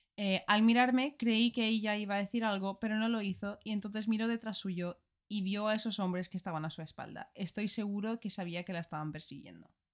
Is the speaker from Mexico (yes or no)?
no; Ireland; Spanish is a second language; moved away; soy de Irlanda